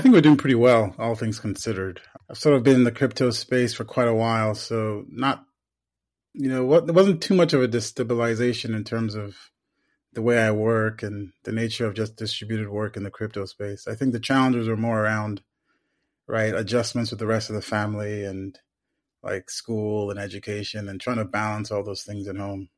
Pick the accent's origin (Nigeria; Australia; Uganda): Nigeria; moved away as an adult; also born or lived in United States; I was born in the United States, but I was raised in Nigeria